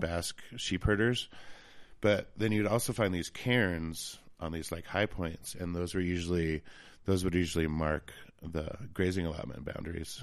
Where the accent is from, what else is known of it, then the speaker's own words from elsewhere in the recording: Jackson, Wyoming, United States; also born or lived in Laramie, Wyoming / Elk Mountain, Wyoming / Riverton, Wyoming / Bitterroot Valley, Montana; now in Victor, United States; Jackson. So that's pretty much where I grew up was, uh, in Wyoming.